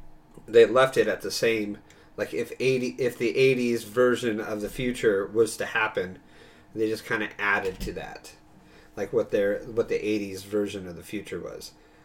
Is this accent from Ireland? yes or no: yes; Ireland; Because I am Irish.